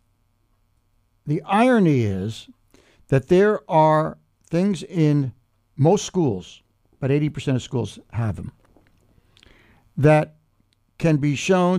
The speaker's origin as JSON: {"language": "English", "country": "United States", "tie": "born or raised there", "also_born_or_lived": "Woodstock", "moved": "as an adult", "said": "New York City or New Jersey, where I grew up"}